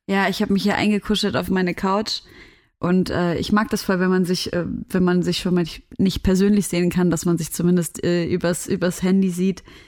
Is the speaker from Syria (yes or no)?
yes; Syria; moved away; Wir sind ja aus Syrien